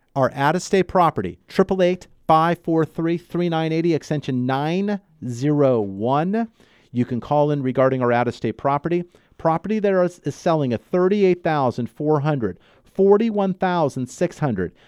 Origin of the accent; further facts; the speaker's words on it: Los Angeles, California, United States; also born or lived in Santa Barbara; I grew up in the L A market. I grew up in the San Fernando Valley.